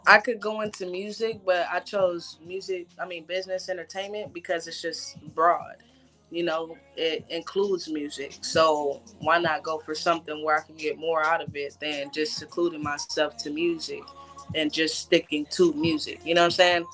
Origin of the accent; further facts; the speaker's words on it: California, United States; moved away as an adult; now in Orlando, United States; originally from Orlando, but I was raised in California. So I moved back to Orlando a few years ago